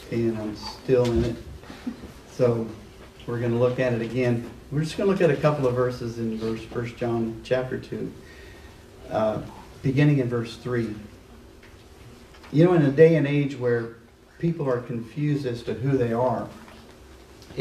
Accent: Liberty, Missouri, United States; moved away as an adult; I'm from Liberty. I spent the first 18 years of my life there and moved here in 81

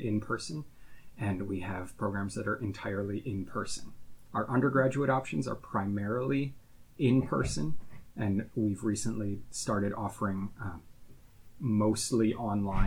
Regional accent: Midwest, United States; moved away as an adult; also born or lived in Texas / Pittsburgh, Pennsylvania; now in Harrisburg, United States; I grew up in the Midwest and went to college at Laterno University in Texas.

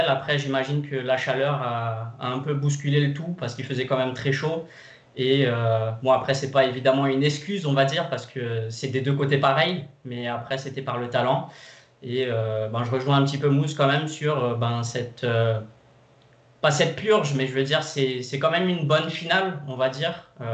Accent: Brazil; je suis brésilien

